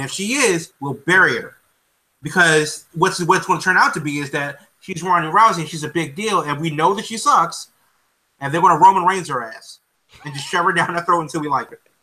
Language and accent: English; United States; I'm American